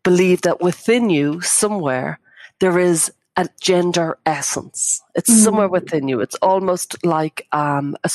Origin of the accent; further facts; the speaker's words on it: Ireland; I grew up in Catholic Ireland